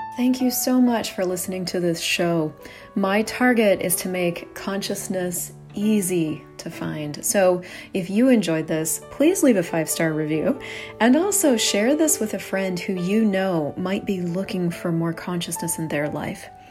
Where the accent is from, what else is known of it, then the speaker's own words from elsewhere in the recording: United States; I grew up in the United States